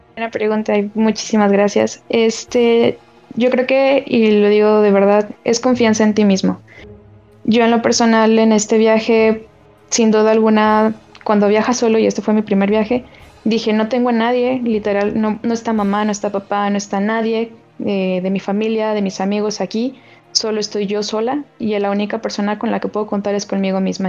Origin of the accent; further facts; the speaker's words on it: León, Guanajuato, Mexico; yo soy de León